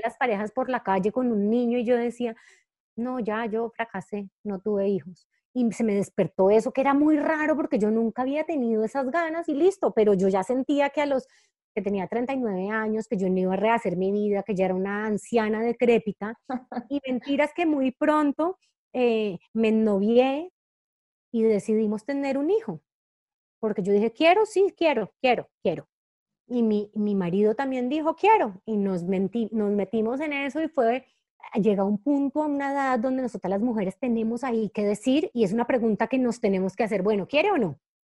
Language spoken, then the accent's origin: Spanish; Cali, Valle del Cauca, Colombia; moved away as an adult; also born or lived in Bogotá, Colombia; yo soy caleña y Cali es una ciudad que es superimportante para mí